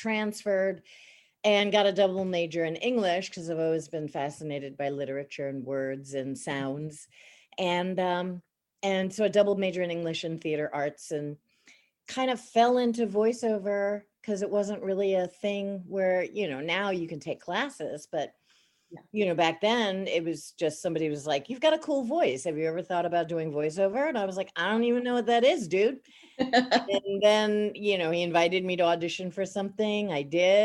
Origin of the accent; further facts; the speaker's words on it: Baldwin, New York, United States; I grew up in Baldwin, Long Island, New York. So there's a little bit of the accent